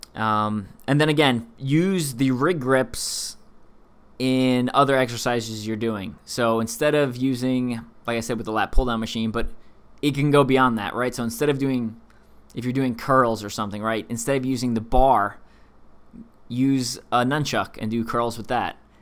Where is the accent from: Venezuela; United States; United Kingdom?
United States; East Coast; I'm from the East Coast